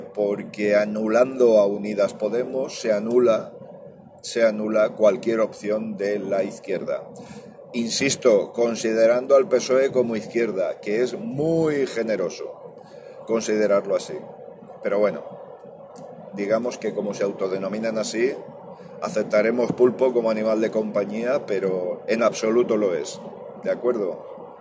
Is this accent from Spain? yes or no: yes; Valencia, Valencian Community, Spain; Yo soy valenciano.